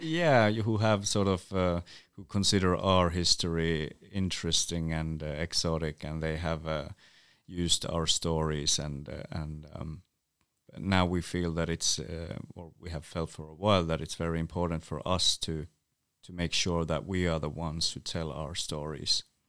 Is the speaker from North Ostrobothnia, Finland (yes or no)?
no; Utsjoki, Lapland, Finland; first language North Sami; English is a second language; I grew up in a small village, uh, called Åtsjok or Åtsjoki, which is a Sámi village